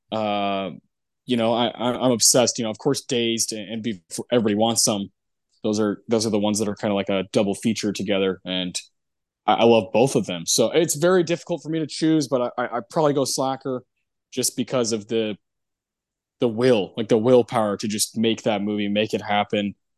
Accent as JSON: {"language": "English", "region": "Texas", "country": "United States", "said": "I'm from Texas."}